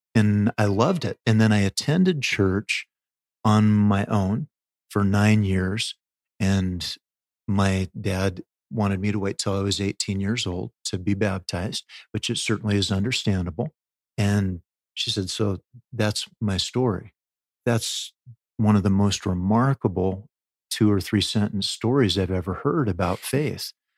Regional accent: Oregon, United States; also born or lived in Delaware / Maryland / Louisiana; now in Utah, United States; I'm an Oregon boy

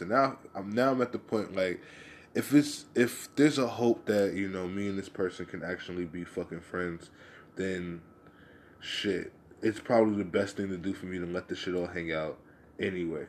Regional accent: United States; I'm American.

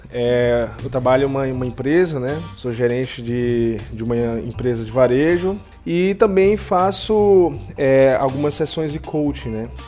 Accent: Natal, Rio Grande do Norte, Brazil; also born or lived in Recife; now in São Luís, Brazil; É, eu saí de Natal, de Natal fui para Campina Grande, Campina Grande fui para Recife, de Recife vim para São Luís.

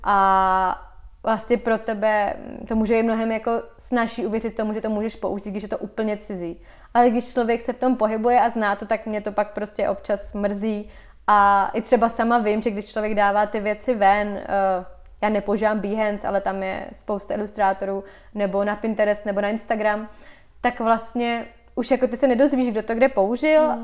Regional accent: Vysočina Region, Czechia; now in Prague, Czechia; já jsem teda, eh, z Vysočiny, kde vlastně mám dobrý zázemí a měla jsem tam vždycky ateliér

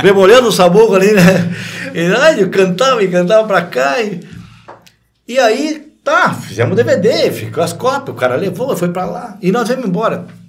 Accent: Rio Grande do Sul, Brazil; moved away; also born or lived in Paraná; o único gaúcho do conjunto era eu, porque eu nasci no Rio Grande do Sul.

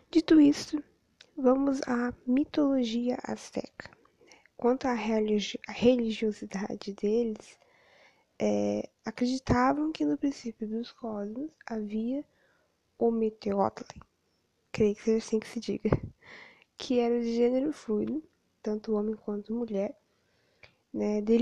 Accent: Rio Grande, Rio Grande do Sul, Brazil; graduando em História pela FURG e formando em Educação Física pela Anguera. Sou natural de Rio Grande

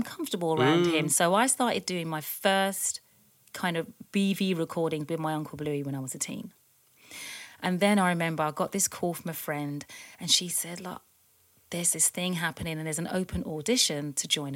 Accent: London, United Kingdom; now in New York City, United States; I was born in East London, when you walked into my parents' house, it was like you were still walking into a house in the Caribbean

